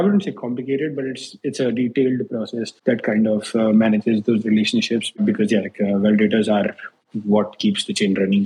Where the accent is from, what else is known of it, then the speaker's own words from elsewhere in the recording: Agra, Uttar Pradesh, India; moved away as an adult; now in New York, United States; India. I grew up in Agra, the city of Taj Mahal.